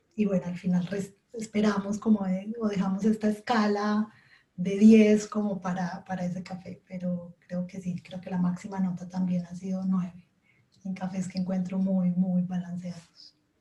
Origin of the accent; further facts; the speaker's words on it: Colombia; now in Switzerland; soy colombiana y ahora estoy viviendo en Suiza